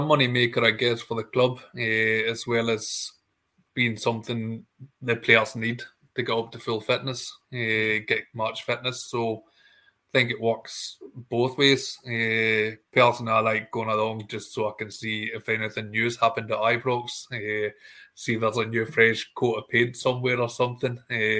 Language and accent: English; Stranraer, Scotland, United Kingdom; I think Robertson asked earlier where my accent comes from. I can say it comes from Stranraer